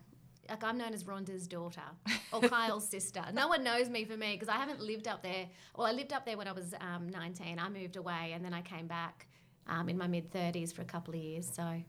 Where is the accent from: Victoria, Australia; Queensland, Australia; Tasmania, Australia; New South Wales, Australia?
New South Wales, Australia; Lake Macquarie; I didn't grow up on country. I grew up on Lake Macquarie, which is a Wabikal country.